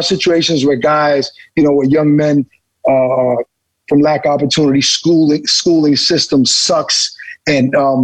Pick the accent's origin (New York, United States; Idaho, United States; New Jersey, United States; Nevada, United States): New York, United States; New York City; growing up in Brooklyn on Flatbush Avenue and Church Avenue.